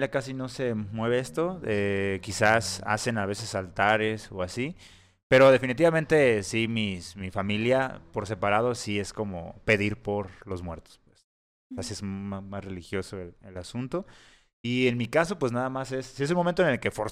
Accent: Mexico; somos mexicanos

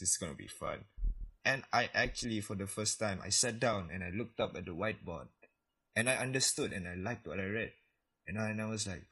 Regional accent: Labuan, Malaysia; I'm from Labuan

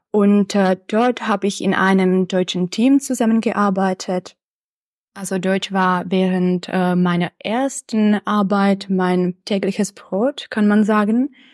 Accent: České Budějovice, South Bohemian Region, Czechia; also born or lived in Prague; Zuerst habe ich an der Philosophischen Fakultät in meiner Heimatstadt Budweis das Bachelorstudium absolviert und dann habe ich das Masterstudium an der Pädagogischen Fakultät der Karls-Universität in Prag abgeschlossen.

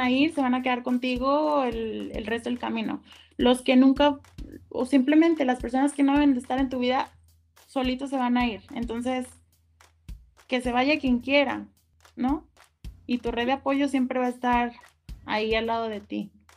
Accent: Guadalajara, Jalisco, Mexico; yo soy de aquí de Guadalajara

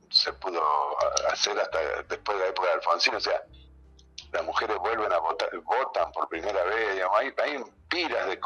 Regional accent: Argentina; tenemos que aceptar que somos argentinos también.

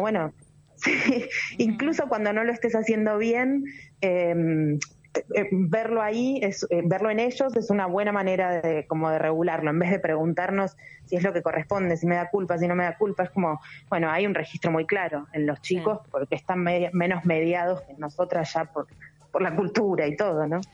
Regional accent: Argentina; yo soy argentina

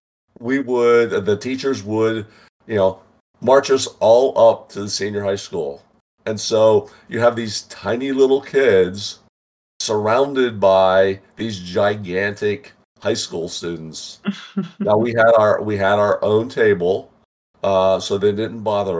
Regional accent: Western Pennsylvania, United States; moved away as an adult; I grew up in Western Pennsylvania

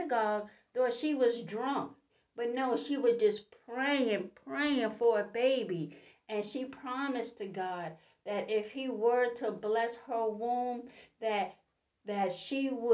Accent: New York City, New York, United States; I am from Brooklyn, New York

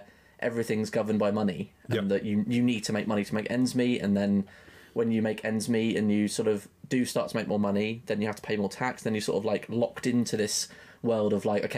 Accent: Chichester, South East England, United Kingdom; born or raised there; moved away; also born or lived in Brighton

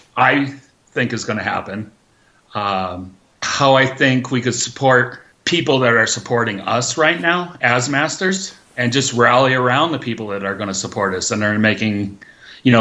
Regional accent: Massachusetts, United States; moved away as an adult; now in Lake Tahoe, United States; I'm originally from Massachusetts, Massol, and, I was a pretty good skier on the East Coast

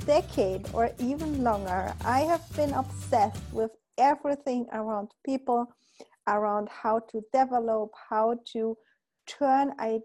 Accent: Poland; we are from Poland

